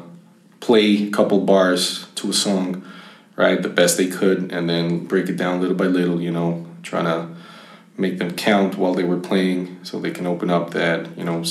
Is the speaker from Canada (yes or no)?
no; Bogota, Colombia; I was born in Bogota, Colombia